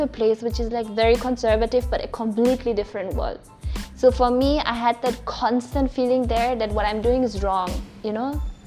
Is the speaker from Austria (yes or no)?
yes; Austria; now in India; I'm from Austria